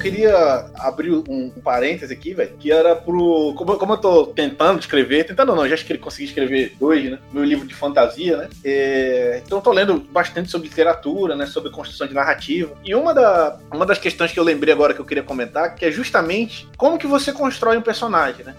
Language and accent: Portuguese; Pará, Brazil; moved away as an adult; now in Rio de Janeiro, Brazil; eu sou do Pará